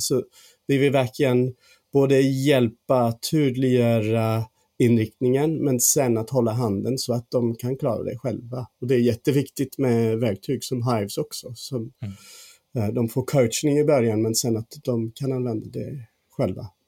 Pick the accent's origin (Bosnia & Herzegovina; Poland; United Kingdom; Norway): United Kingdom; England; Swedish is a second language; moved away as an adult; now in Sweden; Jag är faktiskt engelsman men har bott här i 13 år